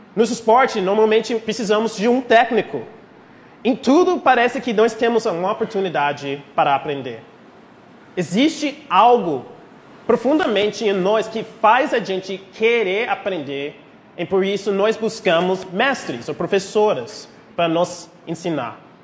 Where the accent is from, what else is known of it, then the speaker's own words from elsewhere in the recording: United States; accent: gringo carioca; Portuguese is a second language; moved away as an adult; also born or lived in Rio de Janeiro, Brazil; now in Brazil; Nós americanos